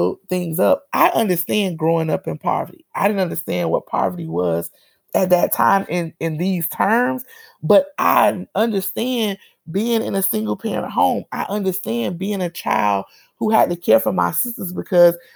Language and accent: English; Miami, Florida, United States; moved away as an adult; now in Tallahassee, United States; I grew up in Miami. We don't really name our communities.